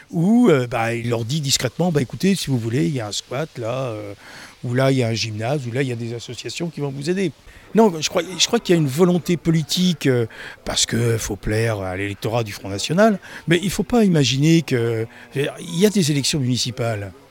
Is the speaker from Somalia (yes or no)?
yes; Somalia; now in France; De Somalie.